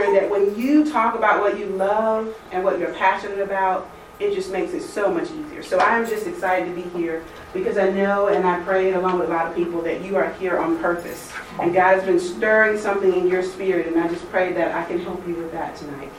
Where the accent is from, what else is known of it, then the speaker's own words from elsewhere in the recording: Alabama, United States; moved away as an adult; also born or lived in Atlanta area, Georgia; now in Woodstock, United States; I'm from Alabama, and when I graduated, I moved to Georgia, to Atlanta area